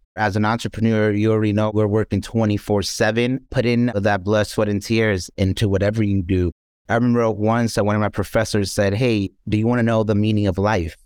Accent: New York City, New York, United States; I was born and raised here in the South Bronx

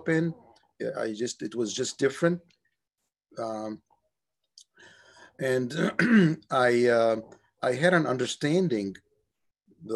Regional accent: Cairo, Cairo Governorate, Egypt; moved away as an adult; also born or lived in Cape Cod, Massachusetts; now in United States; I grew up in Cairo, Egypt

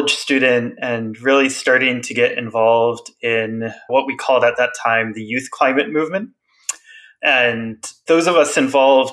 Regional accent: Western South Dakota, United States; moved away; back to where I grew up in Western South Dakota

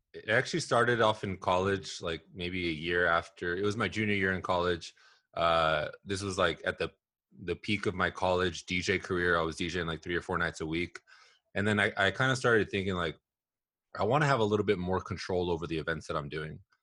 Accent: Southern California, United States; also born or lived in Los Angeles / Bay Area; I grew up here in Southern California, actually. I was born in Los Angeles. Um, I moved around a ton growing up

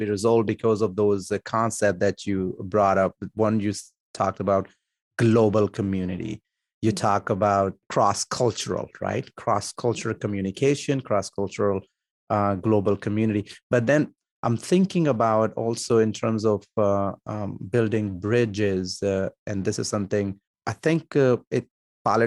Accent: Punjab, Pakistan; now in United States; I'm from Punjab in Pakistan

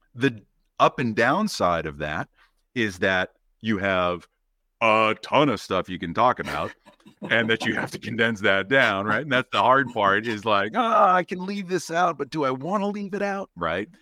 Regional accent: Boston, Massachusetts, United States; now in Maine, United States; growing up in Boston around the M I T area

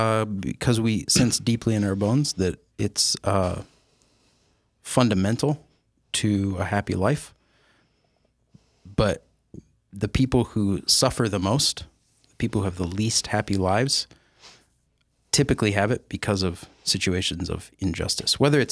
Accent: Sioux Falls, South Dakota, United States; also born or lived in Dayton, Ohio; now in Yankton, United States; I went to Roosevelt High School. I was a Rough Rider.

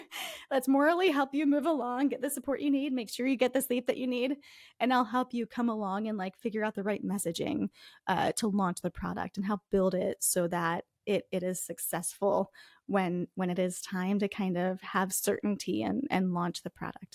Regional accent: Northeast, United States; accent: Northeast; moved away as an adult; also born or lived in Minnesota; My Northeast accent

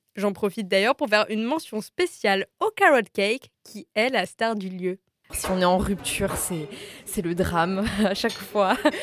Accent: Strasbourg, Grand Est, France; born or raised there; moved away as an adult; also born or lived in Lyon

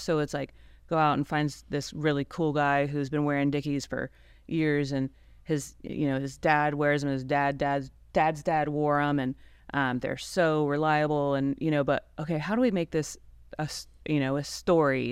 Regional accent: Ohio, United States; now in Fort Worth, United States; I'm originally from Ohio

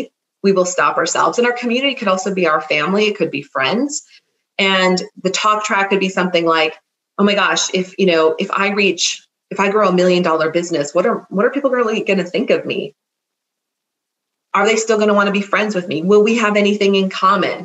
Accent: Minnesota, United States; moved away as an adult; also born or lived in California; I am a Minnesotan who moved to California and came back

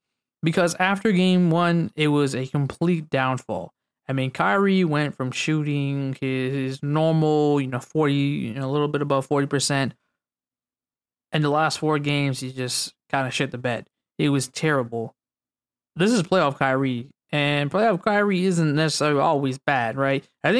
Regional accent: California, United States; And that's probably because we're from Cali. You know, we grew up watching the Lakers.

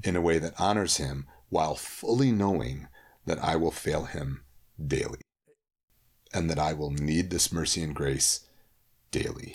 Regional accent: Holland, Michigan, United States; I grew up in Holland, Michigan

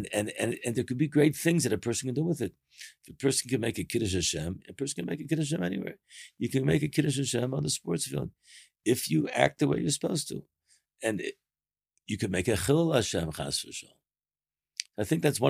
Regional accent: Baltimore, Maryland, United States; moved away; also born or lived in Israel; I have a friend of mine who we grew up together in Baltimore

